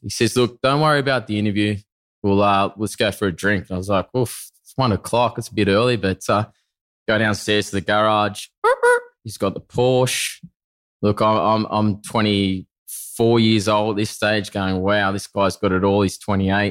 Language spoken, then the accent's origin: English; Narromine, New South Wales, Australia; now in Bondi, Australia; originally a country boy from country New South Wales. From those that don't know, it's a town called Narromine